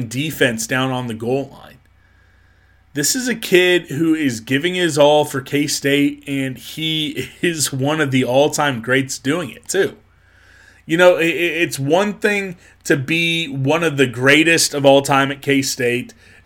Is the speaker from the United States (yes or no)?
yes; Topeka, Kansas, United States; growing up in Topeka, Kansas